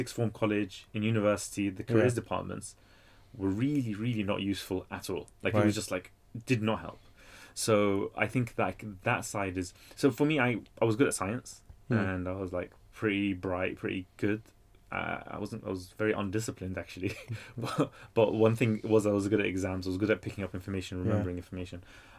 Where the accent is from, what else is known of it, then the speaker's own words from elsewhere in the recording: United Kingdom; first language English; also born or lived in Baghdad, Iraq; I came age of 3, grew up here